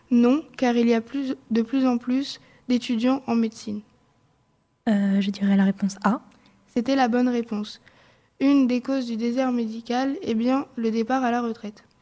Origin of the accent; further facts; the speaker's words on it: Nogent-le-Rotrou, Centre-Val de Loire, France; je viens de Nogent-le-Rotrou.